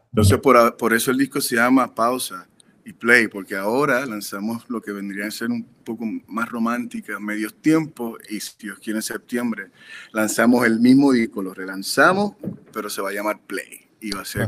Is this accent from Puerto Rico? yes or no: yes; Puerto Rico; now in Los Angeles, United States; somos puertorriqueños